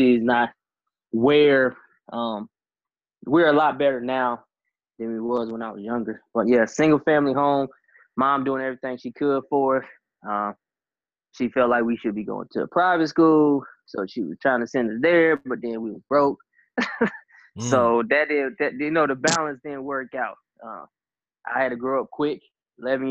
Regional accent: Pensacola, Florida, United States; also born or lived in Portsmouth, Virginia; And then my dad ended up getting orders to Pensacola, Florida. And that's where I ended up spending the rest of my time.

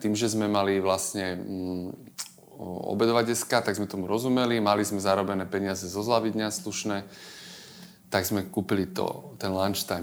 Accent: Žilina, Žilina Region, Slovakia; moved away; som z Žilinčan pôvodne

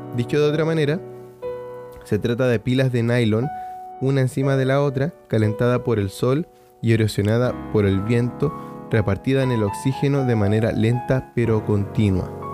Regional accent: Chile; Chile, que es de donde soy

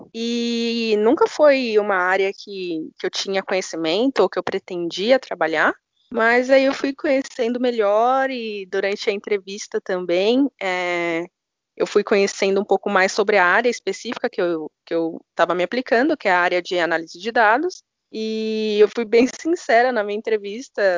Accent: São Paulo, Brazil; eu sou de São Paulo, tenho 25 anos.

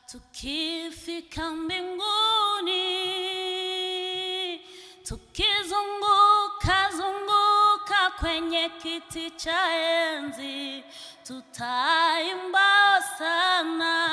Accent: DR Congo; now in Kungälv, Sweden; Eh, jag kommer från Kongo. Jag bor i Kungälv. Jag är gift. Jag har tre pojkar.

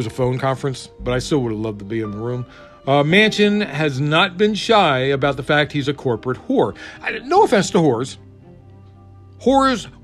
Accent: Maryland, United States; moved away; Man, I'm from Maryland. I do miss me some blue crab. We used to go crabbing every weekend.

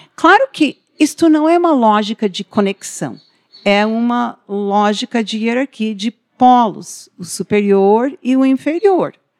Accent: United States; Portuguese is a second language; now in Paraná, Brazil; eu sou estrangeira, eu sou nascida nos Estados Unidos, né? O sotaque se deve a isso também

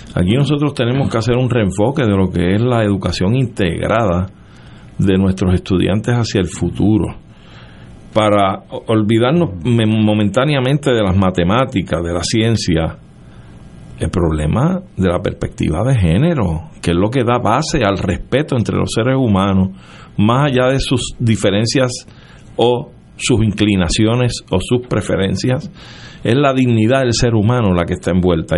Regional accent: Puerto Rico; nosotros silvestremente nos identificamos como boricua

